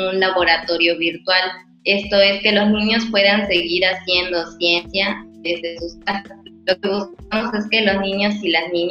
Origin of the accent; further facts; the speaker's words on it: Mérida, Yucatán, Mexico; yo soy de Mérida